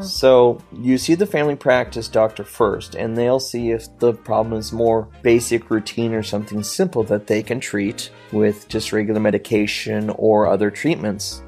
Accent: United States; I as an American

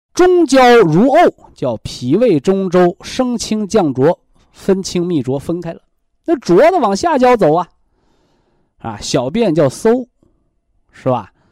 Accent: China; 咱们中国人

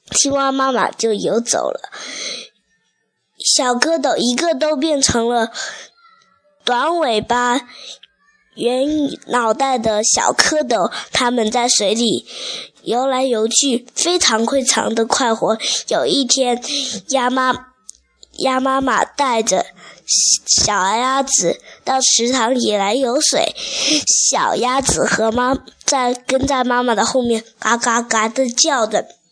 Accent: Xiamen, Fujian, China; 我来自福建厦门的

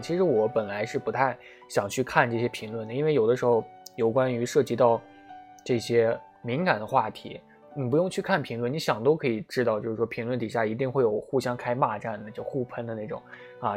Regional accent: China; 作为一个中国人 我们大家都是中国人嘛

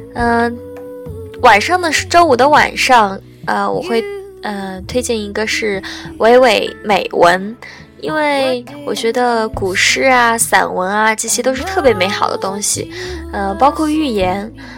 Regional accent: Qingdao, Shandong, China; 我是青岛人

